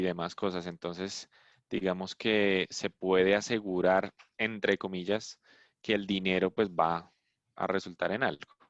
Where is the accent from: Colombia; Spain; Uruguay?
Colombia; De Colombia, sí.